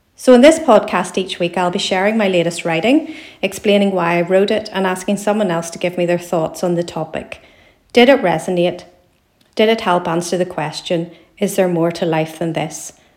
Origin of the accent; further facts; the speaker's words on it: Belfast, Northern Ireland, United Kingdom; I'm a writer from Belfast in Northern Ireland